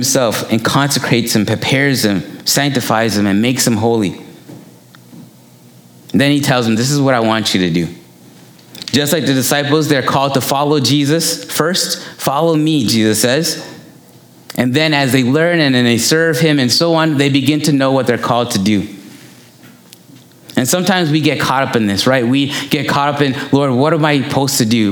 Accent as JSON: {"language": "English", "town": "Toronto", "region": "Ontario", "country": "Canada", "tie": "born or raised there", "said": "I grew up in Malvern"}